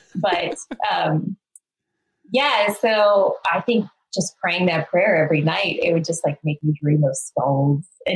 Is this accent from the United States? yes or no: no; Northern Alberta, Canada; I grew up in Northern Alberta, which in just like this tiny little town.